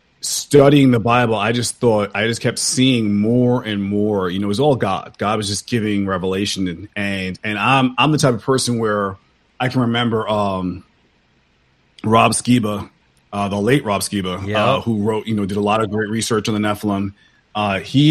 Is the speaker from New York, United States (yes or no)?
yes; New York, United States; moved away as an adult; now in Dallas, United States; I was born and raised in New York. I lived in New York all my life, but I moved to Dallas a few years ago